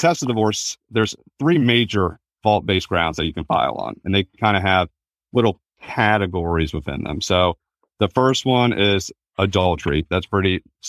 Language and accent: English; Virginia, United States; also born or lived in North Carolina; I'm born and raised in Virginia. I went to college in North Carolina, but came back.